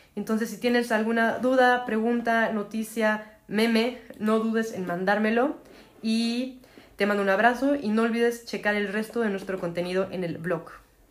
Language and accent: Spanish; Mexico; como mexicana